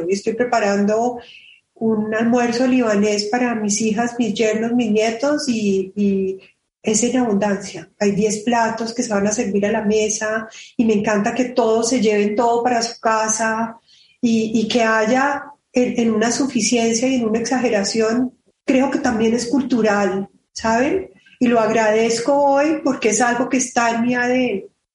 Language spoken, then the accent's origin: Spanish; Colombia